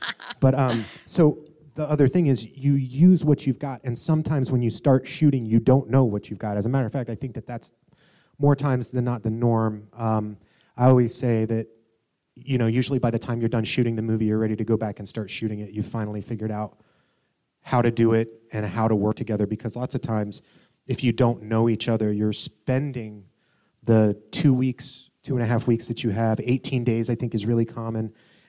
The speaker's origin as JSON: {"language": "English", "town": "Atlanta", "region": "Georgia", "country": "United States", "said": "I'm from Atlanta originally."}